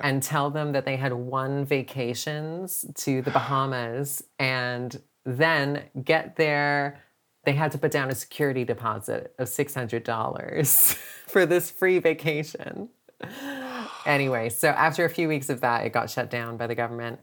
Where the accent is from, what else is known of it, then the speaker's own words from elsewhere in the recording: Canada; which in Canada we call an apartment